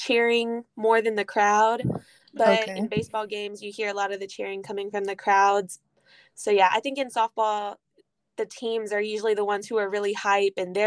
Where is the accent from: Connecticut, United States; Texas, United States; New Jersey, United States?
Texas, United States; Houston; moved away as an adult; now in Holly Springs, United States; I'm from Houston, Texas, but I go to school at Rust College in Holly Springs, Mississippi